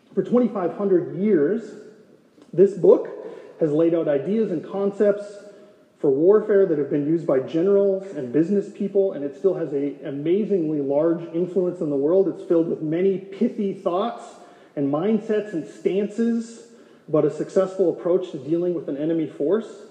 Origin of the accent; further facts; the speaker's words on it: North Dakota, United States; moved away as an adult; now in Gilbert, United States; Rachel and I grew up in North Dakota in a rural town of 350 people